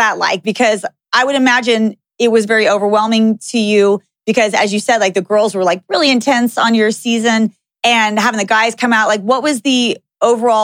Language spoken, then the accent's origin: English; Texas, United States; also born or lived in California; now in Las Vegas, United States; I grew up in Texas